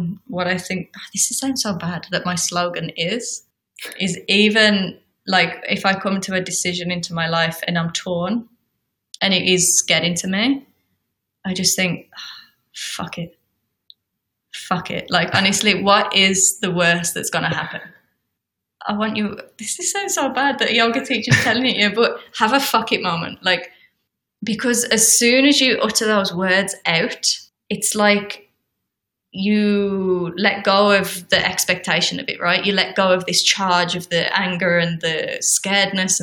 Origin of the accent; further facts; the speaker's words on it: United Kingdom; I'm British